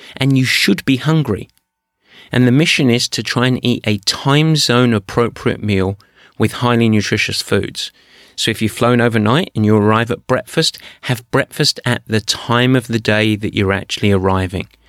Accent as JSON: {"language": "English", "region": "England", "country": "United Kingdom", "said": "I'm English."}